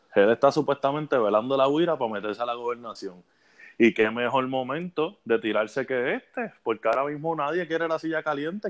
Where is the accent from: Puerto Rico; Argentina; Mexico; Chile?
Puerto Rico; moved away; Yo amo mucho a mi patria, algún día volveré